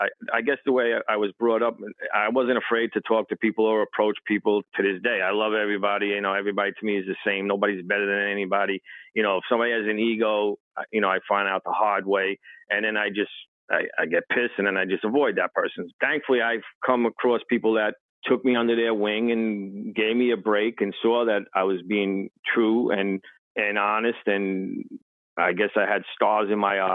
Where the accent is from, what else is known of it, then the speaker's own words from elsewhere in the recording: New York City, New York, United States; I came from Brooklyn